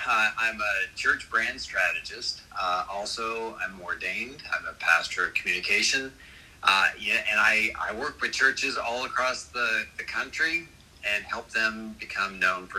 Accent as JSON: {"language": "English", "country": "Canada", "moved": "yes", "lives_now": "Jacksonville, United States", "said": "and I'm Canadian, but I live in Jacksonville, Florida"}